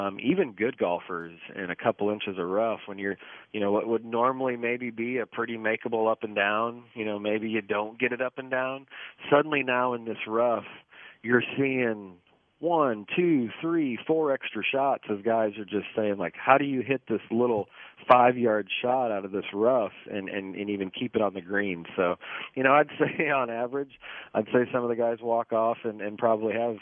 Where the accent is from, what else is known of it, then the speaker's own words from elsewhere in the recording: United States; as an American